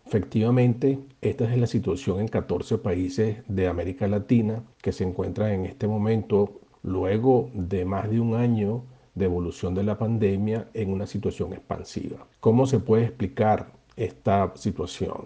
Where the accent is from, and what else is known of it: Venezuela